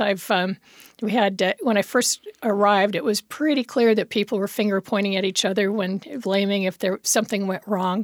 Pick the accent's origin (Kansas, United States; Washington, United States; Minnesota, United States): Washington, United States; Federal Way; also born or lived in Evanston, Illinois; I grew up in Federal Way a long time ago and went to, uh, Thomas Jefferson High School